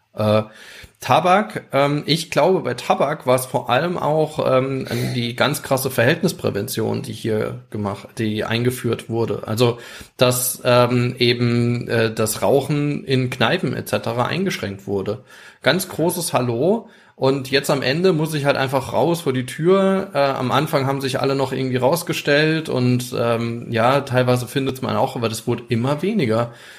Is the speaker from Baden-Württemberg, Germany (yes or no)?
no; Rhineland-Palatinate, Germany; bei uns in Rheinland-Pfalz